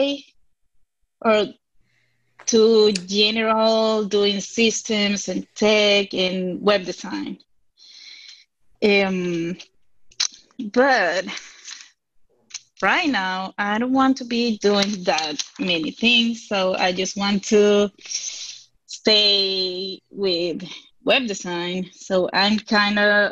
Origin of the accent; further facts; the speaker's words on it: Venezuela; English is a second language; now in United States; I'm from Venezuela